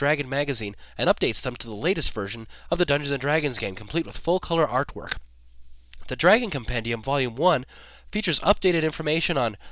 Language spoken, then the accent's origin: English; Wyoming, United States; I'm from Wyoming